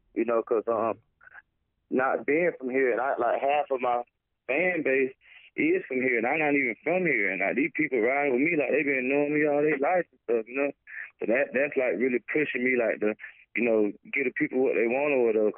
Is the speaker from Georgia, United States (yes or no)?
yes; Statesboro, Georgia, United States; moved away as an adult; now in Charleston, United States; I'm from Statesboro, Georgia, a little town, about like an hour from Savannah